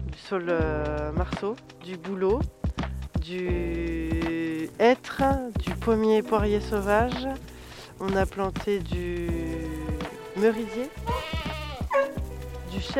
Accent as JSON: {"language": "French", "town": "Noisiel", "region": "Île-de-France", "country": "France", "tie": "born or raised there", "said": "J'ai 34 ans. Euh, je suis originaire de Seine-et-Marne. J'ai grandi en banlieue parisienne euh, à Noisiel."}